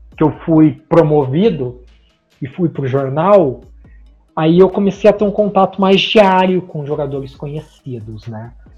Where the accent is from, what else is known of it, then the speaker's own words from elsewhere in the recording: Bela Vista do Paraíso, Paraná, Brazil; Eu sou de uma cidadezinha do interior do Paraná, que chama Bela Vista do Paraíso